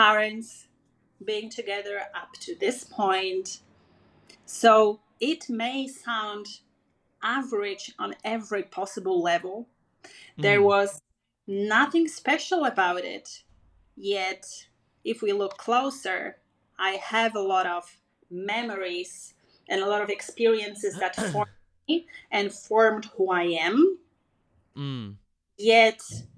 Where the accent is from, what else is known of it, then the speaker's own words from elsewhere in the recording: Przysucha, Masovian Voivodeship, Poland; moved away as an adult; now in South America; I was born in a tiny, tiny town in central Poland